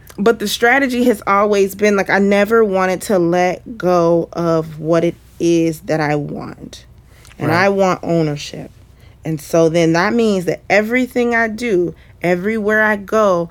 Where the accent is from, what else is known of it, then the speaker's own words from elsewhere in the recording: Cincinnati, Ohio, United States; moved away as an adult; also born or lived in Atlanta; moving back to my hometown